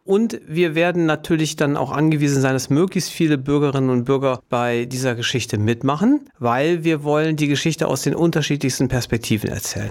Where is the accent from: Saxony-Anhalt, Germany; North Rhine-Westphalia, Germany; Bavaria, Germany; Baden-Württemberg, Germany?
North Rhine-Westphalia, Germany; Duisburg; ich in Duisburg geboren bin, eine Stadt weiter lebe, eigentlich mit einem Fuß immer in Duisburg drin bin